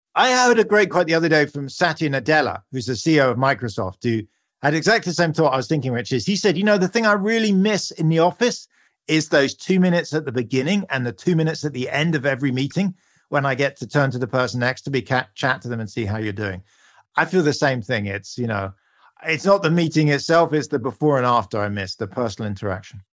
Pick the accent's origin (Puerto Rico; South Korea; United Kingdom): United Kingdom; You can hear from my accent, I'm a Brit